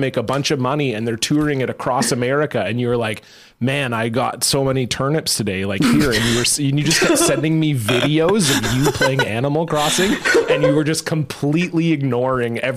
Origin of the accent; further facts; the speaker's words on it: Canada; we apologize for being Canadian